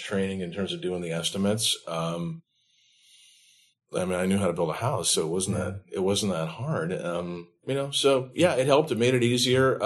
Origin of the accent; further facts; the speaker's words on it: San Mateo, California, United States; also born or lived in San Diego, California; In San Mateo, California, just kind of right in between San Francisco and Stanford University.